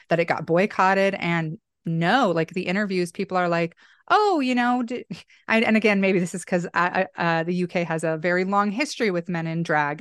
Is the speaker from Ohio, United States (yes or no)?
no; Boise, Idaho, United States; my hometown here in Boise